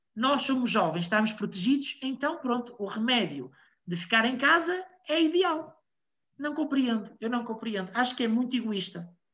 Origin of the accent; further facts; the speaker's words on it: Portugal; Eu sou português, estou em Portugal